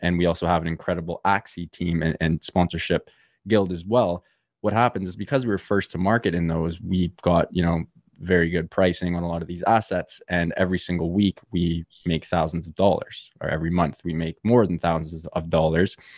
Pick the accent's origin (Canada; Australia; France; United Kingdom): Canada; Toronto, Ontario; Born and raised in lovely Toronto, Canada